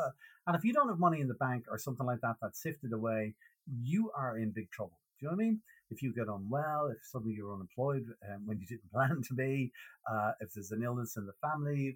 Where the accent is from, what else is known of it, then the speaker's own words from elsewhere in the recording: Dublin, Leinster, Ireland; accent: Irish; I grew up on the north side of Dublin in Clontarf.